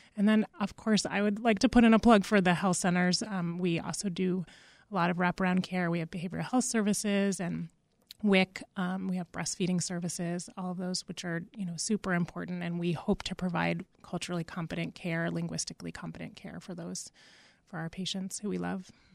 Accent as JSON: {"language": "English", "region": "Massachusetts", "country": "United States", "moved": "yes", "said": "I'm originally from Massachusetts"}